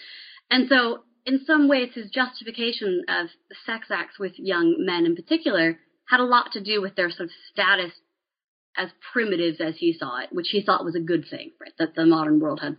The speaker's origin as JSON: {"language": "English", "region": "Maryland", "country": "United States", "tie": "born or raised there", "said": "and I grew up in Appalachian Western Maryland."}